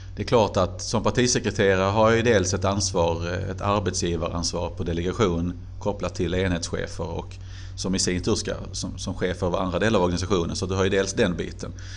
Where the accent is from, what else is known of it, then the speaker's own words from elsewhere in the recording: Helsingborg, Skåne, Sweden; moved away as an adult; also born or lived in Glumslöv; now in Karlskrona, Sweden; det är väl ändå Helsingborg som alltid har varit min hemstad